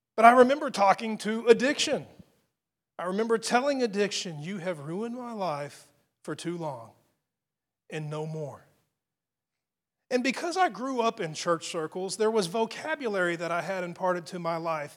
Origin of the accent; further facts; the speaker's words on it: United States; as an American